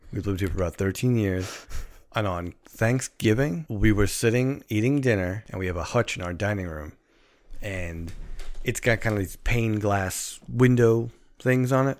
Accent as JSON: {"language": "English", "town": "New York City", "region": "New York", "country": "United States", "said": "we live in Queens. We're from Queens"}